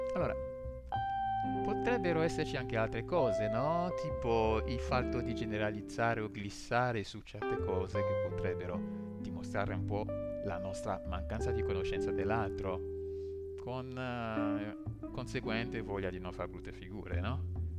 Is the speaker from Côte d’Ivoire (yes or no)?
yes; Côte d’Ivoire; now in Italy; io, che vengo dalla Costa d'Avorio